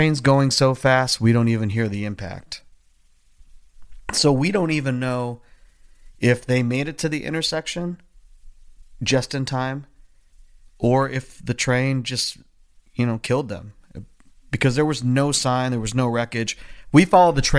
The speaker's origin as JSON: {"language": "English", "town": "Philadelphia", "region": "Pennsylvania", "country": "United States", "said": "I'm like this mustachioed 21-year-old guy from Philly, half Filipino looking dude"}